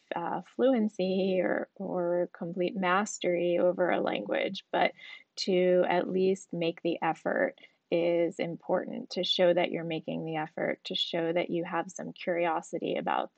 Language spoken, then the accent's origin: English; New York, United States; moved away as an adult; also born or lived in South Africa; I grew up in New York